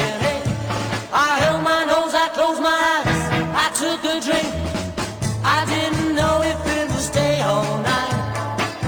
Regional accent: Manchester, North West England, United Kingdom; I grew up in England

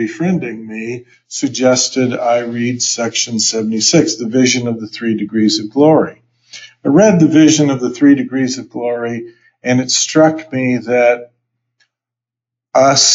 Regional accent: Idaho, United States; also born or lived in New Hampshire; now in Sandy, United States; I grew up in Idaho

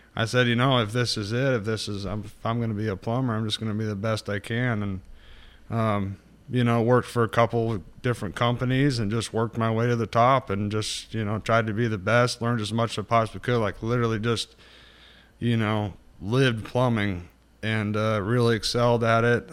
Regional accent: Northern California, United States; also born or lived in Santa Rosa; I was born and raised mainly in Northern California. Uh, Santa Rosa is where I started and kind of, uh, north from there

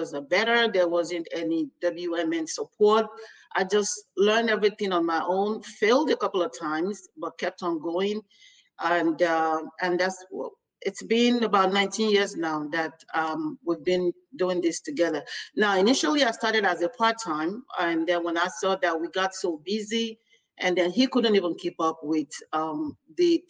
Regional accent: Nigeria; now in United States; I'm actually from Nigeria

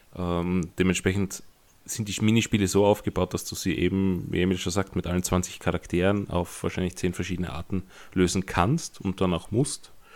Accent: Austria; ich als Österreicher

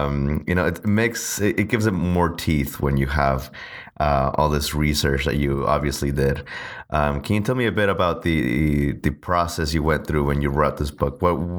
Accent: Texas, United States; I'm from Texas.

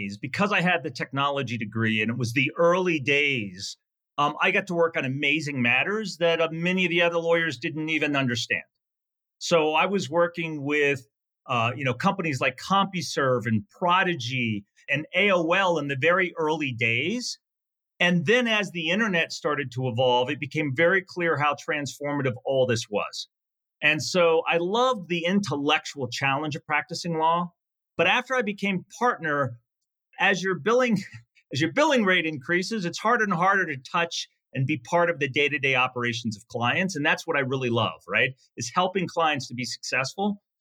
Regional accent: Virginia, United States; Uh, it was great. I was the youngest of four kids, the only son.

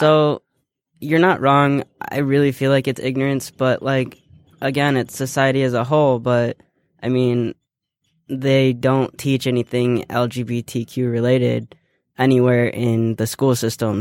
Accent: Ohio, United States; I was born and raised in Ohio, so I have yet to change my Ohio residency.

